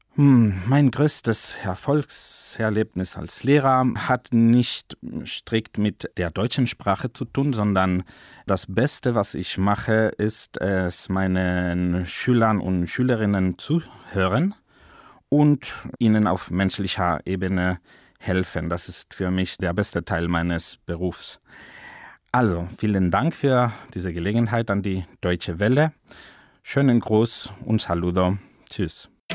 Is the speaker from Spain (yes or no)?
yes; Madrid, Community of Madrid, Spain; German is a second language; Ich komme aus Madrid, aus Spanien